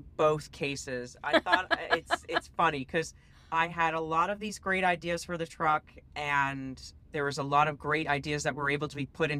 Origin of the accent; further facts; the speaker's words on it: West Virginia, United States; I grew up in West Virginia, so green mountains were at least familiar.